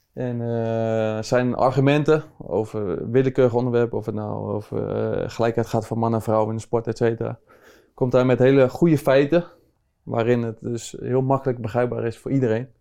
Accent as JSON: {"language": "Dutch", "town": "Rotterdam", "region": "South Holland", "country": "Netherlands", "tie": "born or raised there", "said": "ik kom uit Rotterdam, dus eh, dan groei je gewoon op met, met Feyenoord"}